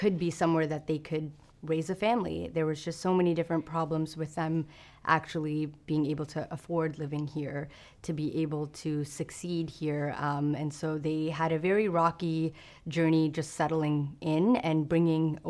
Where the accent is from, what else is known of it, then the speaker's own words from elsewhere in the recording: Brampton, Ontario, Canada; I love growing up in Brampton. I've lived here my whole life